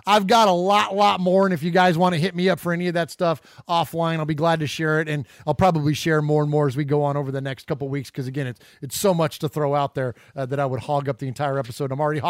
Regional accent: Bay Area, California, United States; growing up in the Bay Area.

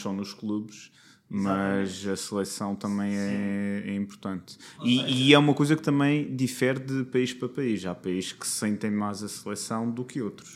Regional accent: Madeira, Portugal; Vim da Madeira

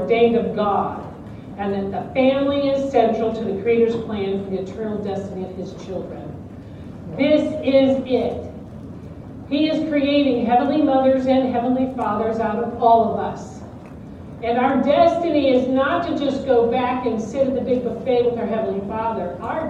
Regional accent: Detroit, Michigan, United States; My children were raised appropriately on Motown. I grew up in Detroit.

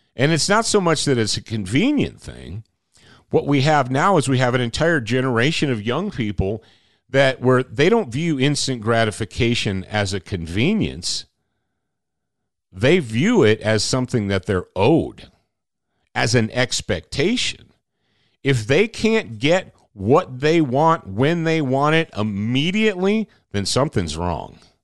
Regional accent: Michigan, United States; I grew up in Michigan

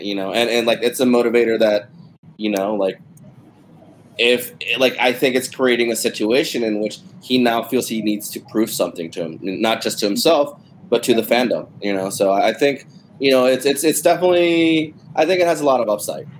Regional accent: Texas, United States; growing up in Texas

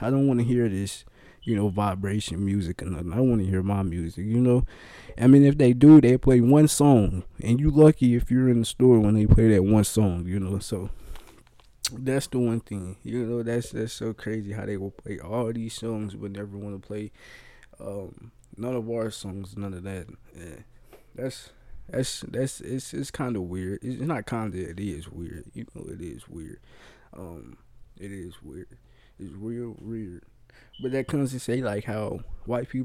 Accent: Kansas City, Missouri, United States; also born or lived in Tennessee; I'm from Kansas City

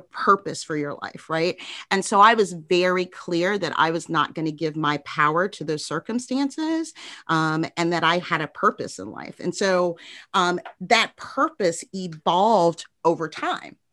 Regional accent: Chicago, Illinois, United States; moved away as an adult; also born or lived in Indianapolis; now in Jacksonville, United States; I grew up on the south side of Chicago, met my husband there

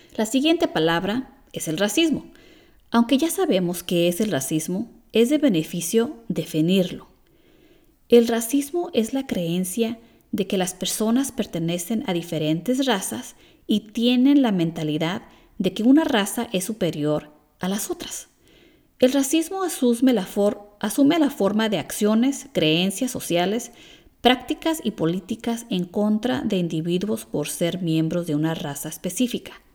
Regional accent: California, United States; siendo americana nacida en California, crecí en un ambiente de respeto

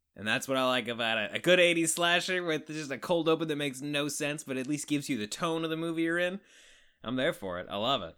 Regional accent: Canada; accent: Canadian

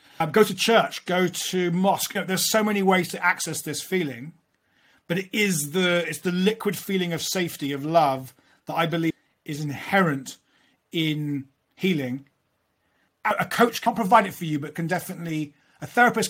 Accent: London, United Kingdom; I grew up in London

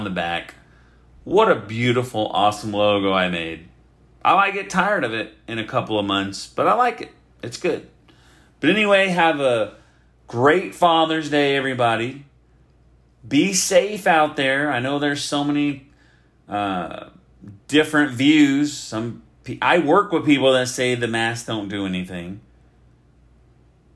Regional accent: Oklahoma, United States; now in Texas, United States; I grew up in Oklahoma

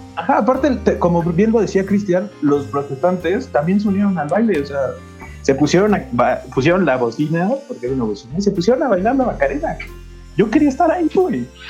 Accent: Mexico; el mexicano también somos muy ojete con el mexicano

